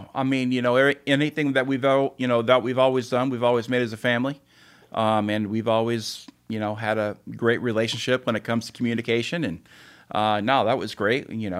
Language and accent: English; San Diego, California, United States; So I grew up in Southern California, San Diego area, and Coronado area.